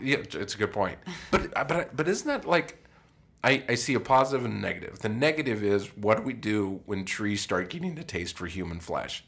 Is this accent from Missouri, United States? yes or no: no; Colorado, United States; moved away; I grew up in Colorado